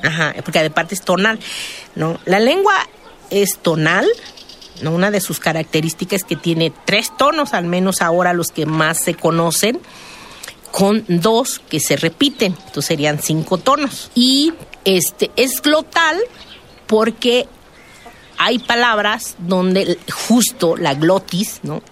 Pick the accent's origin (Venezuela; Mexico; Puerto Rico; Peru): Mexico; San Juan Mixtepec, Oaxaca; also born or lived in Juxtlahuaca; de donde yo vengo, de la montaña, de, San Juan Mixtepec